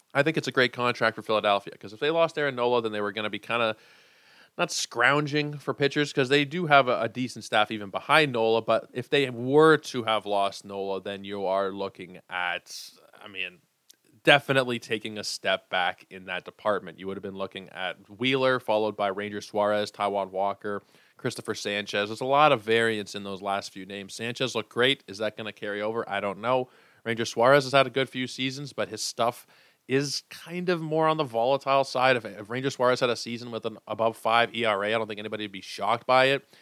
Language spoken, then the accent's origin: English; Toronto, Ontario, Canada; growing up, especially being from Toronto, being Canadian